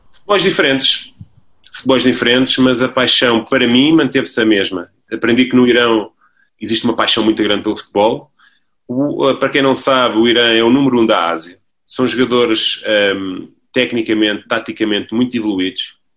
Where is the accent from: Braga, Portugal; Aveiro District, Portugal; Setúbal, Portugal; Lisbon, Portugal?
Lisbon, Portugal; na minha cidade natal, em Lisboa, que é onde eu nasci.